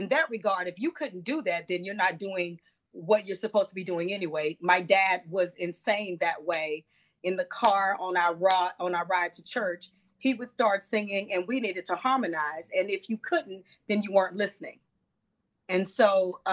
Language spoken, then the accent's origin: English; Monroe, Louisiana, United States; moved away as an adult; now in Chicago, United States; We grew up in Monroe